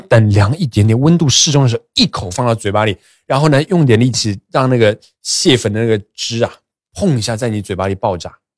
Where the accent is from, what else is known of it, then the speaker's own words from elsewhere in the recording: Shanghai, China; 以前我上海人